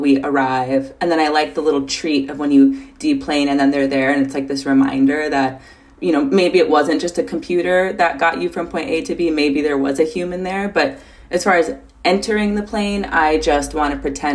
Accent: Minnesota, United States; now in Seattle, United States; I come from Minnesota, I come from the upper Midwest

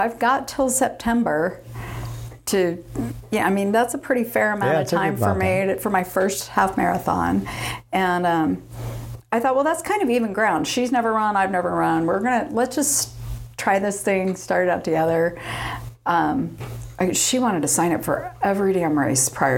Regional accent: Dana Point, California, United States; now in San Diego, United States; Grew up in Orange County. Okay. Dana Point area

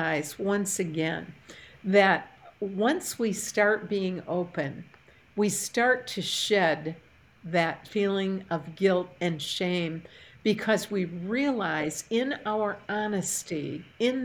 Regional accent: Port Huron, Michigan, United States; moved away; I had taught a Bible study fellowship class in my hometown when we lived in Port Huron, Michigan

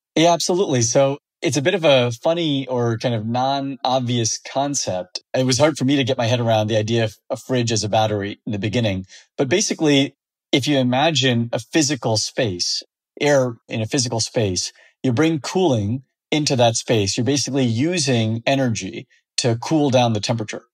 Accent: Fresno, California, United States; I grew up in the Central Valley of California in an ag town called Fresno

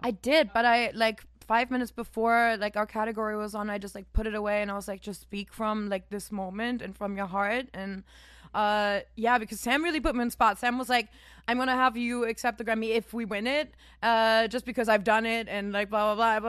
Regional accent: Germany; English is a second language; now in United States; in my, like, small town in Germany because I'm not, I'm not technically from Cologne even, which is already kind of a small city. I was, like, two hours outside

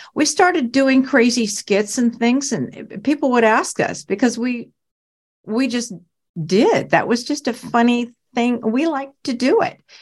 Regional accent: Portland, Oregon, United States; I was from Portland, Oregon

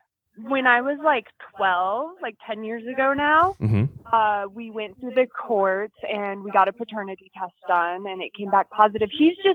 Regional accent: Denver, Colorado, United States; I'm from Denver, Colorado.

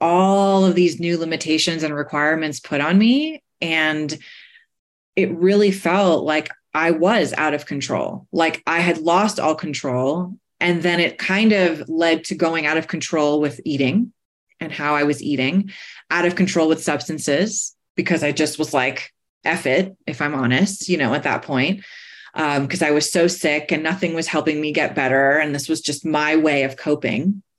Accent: New York, United States; So I'm a New Yorker, right? So I grew up racing everybody, trying to get ahead in front of everybody

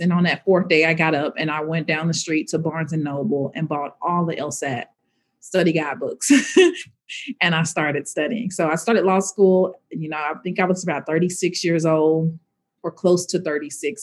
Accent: Little Rock, Arkansas, United States; moved away; also born or lived in Hensley, Arkansas / North Carolina; my hometown, in my home state

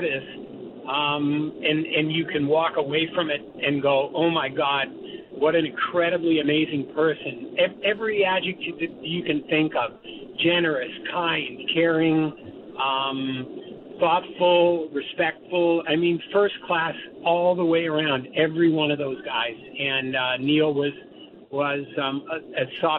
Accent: Toronto, Ontario, Canada; as a guy growing up in Toronto

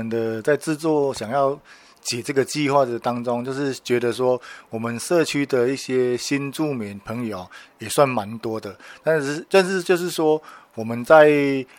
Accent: Zhushan, Nantou County, Taiwan; 那像我们竹山就是特产的竹子、茶叶，还有那个番薯，就是我们竹山的特产。

